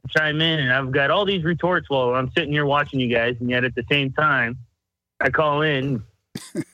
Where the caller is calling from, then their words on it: Seattle, Washington, United States; I'm calling from